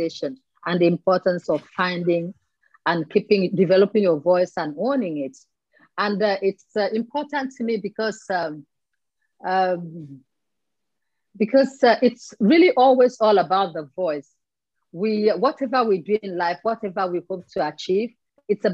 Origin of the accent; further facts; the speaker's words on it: Nigeria; I'm from Nigeria